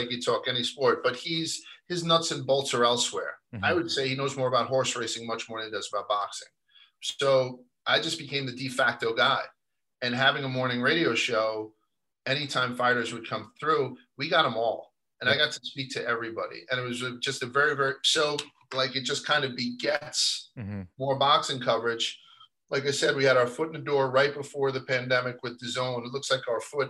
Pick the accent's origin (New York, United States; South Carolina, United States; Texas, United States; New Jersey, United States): New York, United States; New York City; I grew up in Brooklyn, New York.